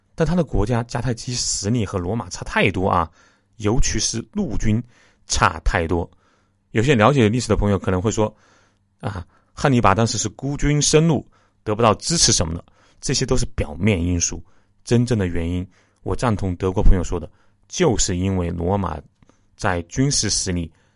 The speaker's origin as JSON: {"language": "Chinese", "country": "China", "said": "我们中国人"}